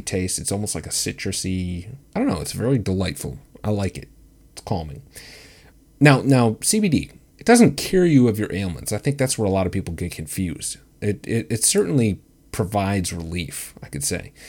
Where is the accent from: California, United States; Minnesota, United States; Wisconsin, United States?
Wisconsin, United States; my home state of Wisconsin, Wisco.